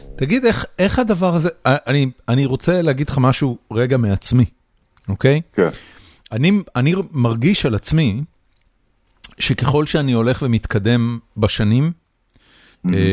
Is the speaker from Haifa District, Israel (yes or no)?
yes; Haifa, Haifa District, Israel; אני חיפאי